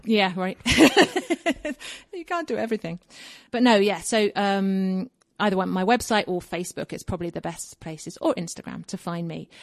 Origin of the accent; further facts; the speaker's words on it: Kingston upon Thames, London, United Kingdom; moved away as an adult; now in Colorado, United States; I was born in Kingston upon Thames, which is basically in the suburbs of London, south